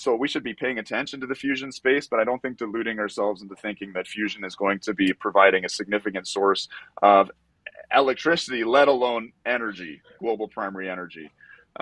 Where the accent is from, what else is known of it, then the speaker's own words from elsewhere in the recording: Canada; I'm from Canada